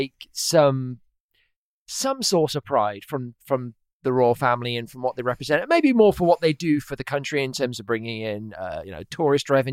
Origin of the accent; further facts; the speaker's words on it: Oxford, South East England, United Kingdom; accent: Oxford English; moved away as an adult; now in United States; I'm from Oxford. I'm actually from Oxford.